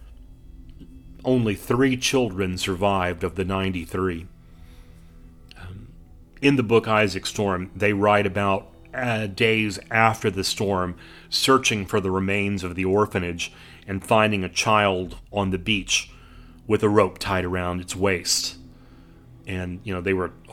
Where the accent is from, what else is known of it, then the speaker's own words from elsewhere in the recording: South Texas, United States; my hometown in South Texas